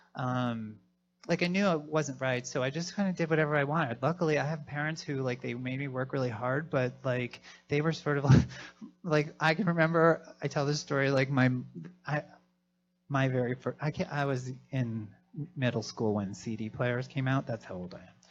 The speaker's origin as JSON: {"language": "English", "town": "Philadelphia", "region": "Pennsylvania", "country": "United States", "said": "I'm from Philadelphia."}